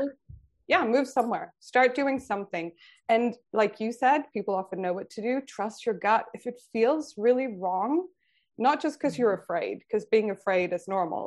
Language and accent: English; Sweden; also born or lived in San Francisco, United States; now in Australia; I grew up in Sweden